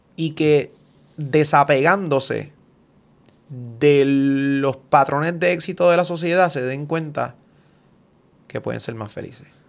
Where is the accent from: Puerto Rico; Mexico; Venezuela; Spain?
Puerto Rico; soy puertorriqueño